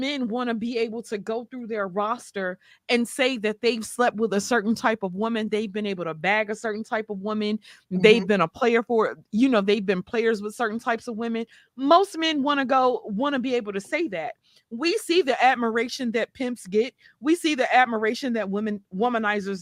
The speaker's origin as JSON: {"language": "English", "region": "the South", "country": "United States", "said": "I'm from the South"}